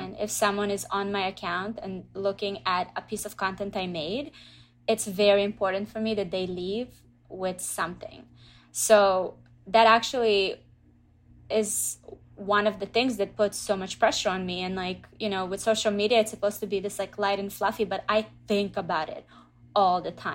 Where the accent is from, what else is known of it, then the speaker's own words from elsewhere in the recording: Israel; moved away as an adult; also born or lived in Russia / Canada; now in United States; I grew up in Israel, so from the age of two until nineteen, I was in Israel